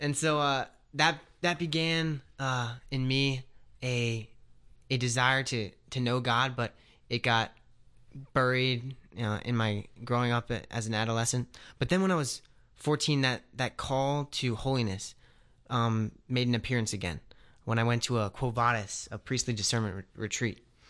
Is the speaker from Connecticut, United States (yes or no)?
no; Philadelphia, Pennsylvania, United States; I'm from the Philadelphia area